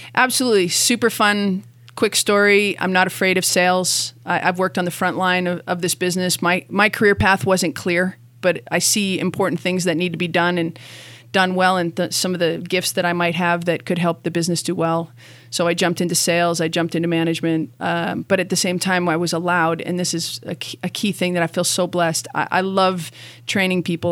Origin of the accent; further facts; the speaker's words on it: Canada; moved away as an adult; now in Boulder, United States; I was raised in Canada